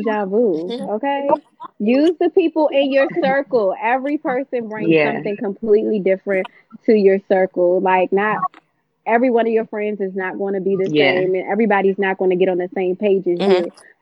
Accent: Prince George's County, Maryland, United States; I am definitely from Prince George's County, Maryland

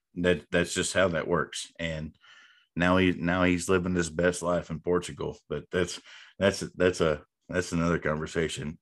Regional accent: North Texas, United States; growing up in North Texas

